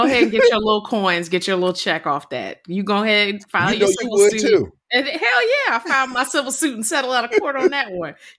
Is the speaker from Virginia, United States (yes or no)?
yes; Virginia, United States; I'm from Virginia.